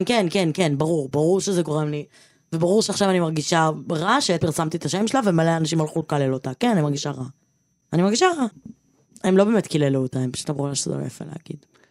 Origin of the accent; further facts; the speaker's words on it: Givatayim, Tel Aviv District, Israel; מהאשכנזיות שלי, מהלבנות שלי, מהגבעתיים שלי